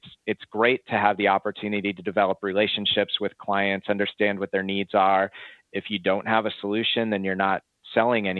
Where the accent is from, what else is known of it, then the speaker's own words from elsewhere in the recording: Chicago, Illinois, United States; moved away as an adult; also born or lived in Arizona; I'm originally from Chicago.